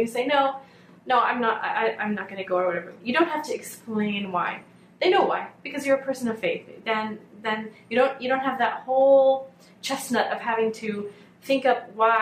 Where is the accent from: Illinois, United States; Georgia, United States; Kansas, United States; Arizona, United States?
Kansas, United States; Hutchinson; now in Canton, Michigan, United States; I grew up in Hutchinson, Kansas, which is right in the middle of Kansas